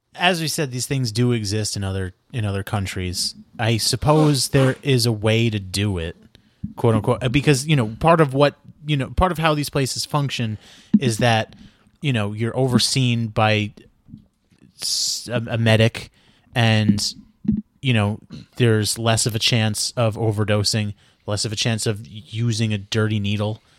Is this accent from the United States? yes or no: yes; New York, United States; moved away as an adult; also born or lived in Brooklyn; now in Los Angeles, United States; I'm from New York